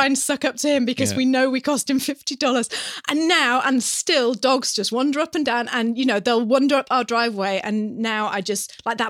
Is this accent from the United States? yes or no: no; United Kingdom; moved away as an adult; now in New Zealand